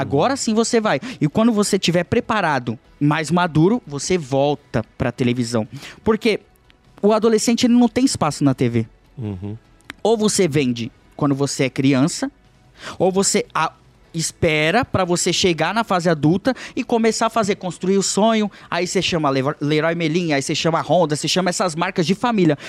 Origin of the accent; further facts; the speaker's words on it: São Vicente, São Paulo, Brazil; moved away; eu vim da comunidade de São Vicente, da Baixada Santista